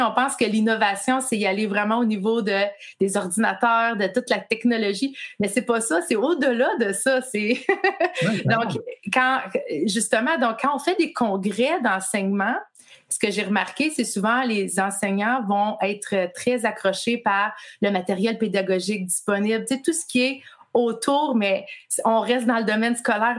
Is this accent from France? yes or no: no; Quebec, Canada; moved away as an adult; also born or lived in Laurentides; now in Ontario, Canada; j'habite au Canada, euh, dans la province de l'Ontario, mais je suis québécoise. Euh, je suis née québécoise.